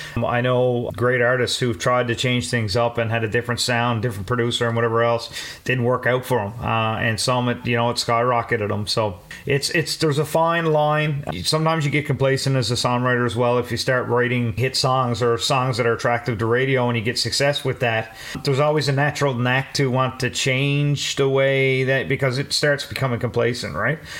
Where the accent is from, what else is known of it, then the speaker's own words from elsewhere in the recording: Newfoundland and Labrador, Canada; coming from a small town in Newfoundland